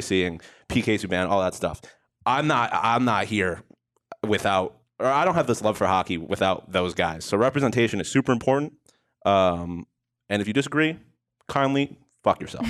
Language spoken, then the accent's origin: English; Buffalo, New York, United States; moved away; I grew up in Buffalo, New York